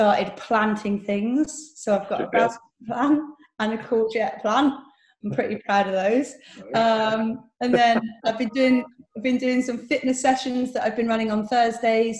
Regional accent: Bristol, South West England, United Kingdom; I'm from Bristol

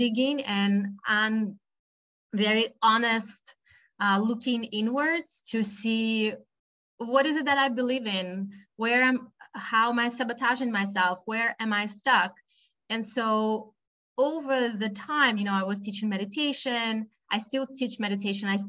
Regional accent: Russia; moved away as an adult; also born or lived in United States; now in Boston, United States; I was born and raised in Russia

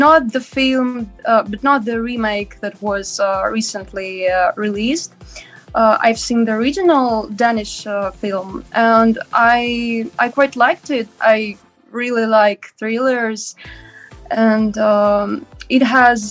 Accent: Moscow, Russia; I was born in Moscow, and I still live in Moscow, Russia

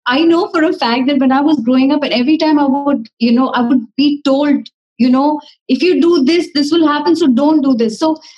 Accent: Dubai, United Arab Emirates; moved away as an adult; now in Mumbai, India; growing up in Dubai has been a beautiful experience

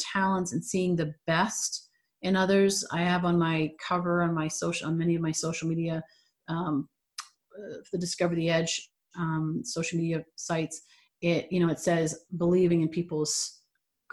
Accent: Toronto, Ontario, Canada; moved away as an adult; also born or lived in Los Angeles, California; now in California, United States; when I moved from Toronto, my hometown, to California

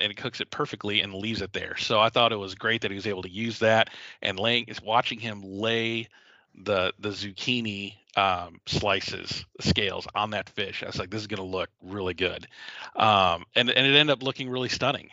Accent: the South, United States; I come from the South where you know fried catfish is a staple

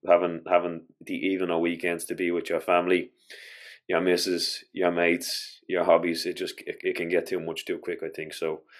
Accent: Ireland; as an Irish culture

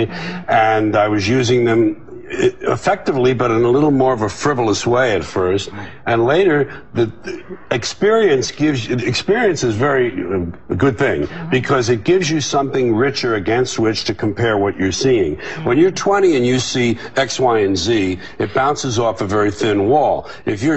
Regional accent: New York City, New York, United States; It was my hometown.

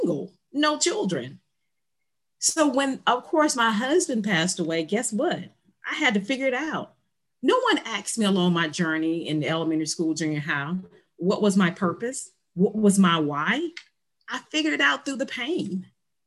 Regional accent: Ocean Springs, Mississippi, United States; I am from the Mississippi Gulf Coast, Ocean Springs, Mississippi.

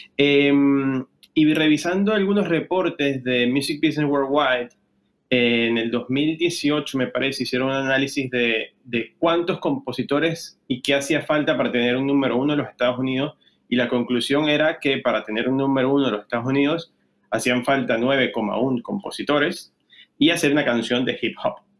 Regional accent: Venezuela; moved away as an adult; now in Spain; yo soy venezolano, llegué a España hace 10 años

